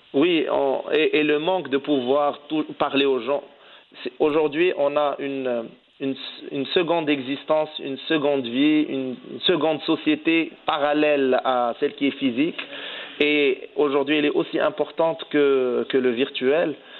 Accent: Morocco; en tant que Marocain

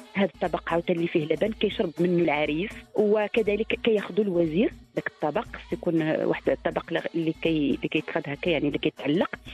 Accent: southern Morocco, Morocco; عندنا في الجنوب

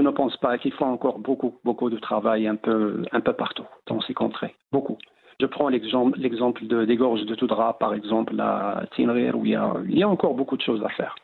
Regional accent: Tinghir, Drâa-Tafilalet, Morocco; dans mon village natal, la Tinrer. Donc, on a est situé entre deux massifs, l'anti-Atlas d'un côté et le haut Atlas.

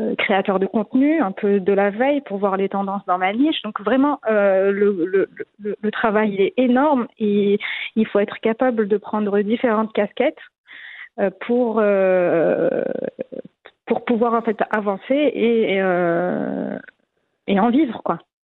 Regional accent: Morocco; moved away as an adult; also born or lived in Paris, France / Madrid, Spain; j'ai grandi au Maroc. Hein, j'ai un parcours classique. J'ai eu mon bac au Maroc

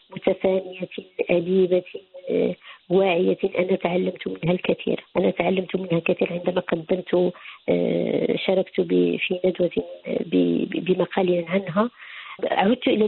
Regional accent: Tetouan, Tanger-Tetouan-Al Hoceima, Morocco; وأنا بنت مدينة تطوان

